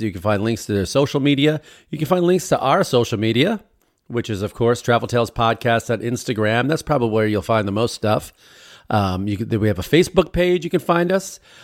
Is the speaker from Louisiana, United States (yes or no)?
no; Chicago, Illinois, United States; moved away as an adult; now in Los Angeles, United States; growing up in Chicago, all the Greek families